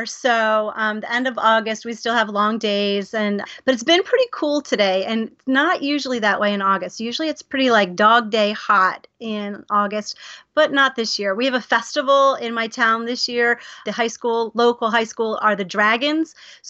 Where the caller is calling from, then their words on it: Detroit, Michigan, United States; I live outside of in Detroit, Michigan. So I live in what's called Metro Detroit.